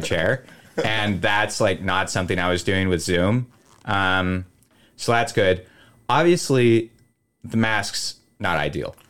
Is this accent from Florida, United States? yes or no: no; Willamette Valley, Oregon, United States; I'm from the Willamette Valley of Oregon